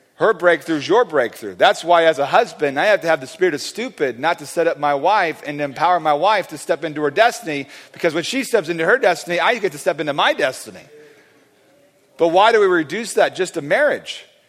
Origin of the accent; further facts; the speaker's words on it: California, United States; I'm from California